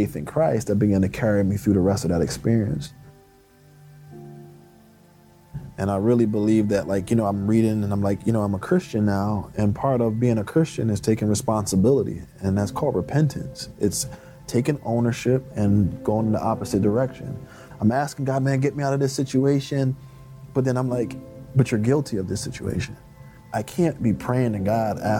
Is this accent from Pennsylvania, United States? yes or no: yes; Philadelphia, Pennsylvania, United States; born or raised there